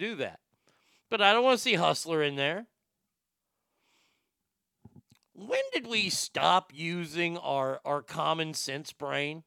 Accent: United States; an American

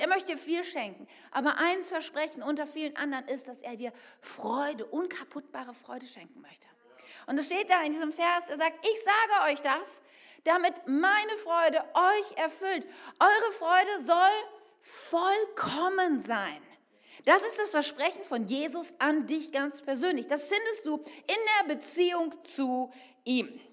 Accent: Bergisches Land, North Rhine-Westphalia, Germany; Ich bin im Bergischen Land aufgewachsen

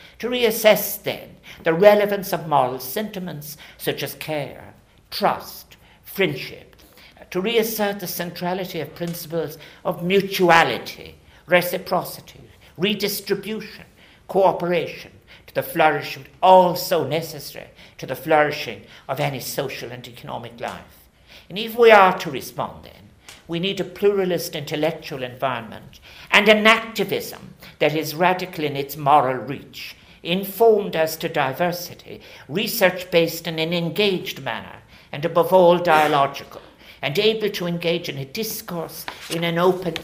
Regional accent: Ireland; as both Irish and global citizens

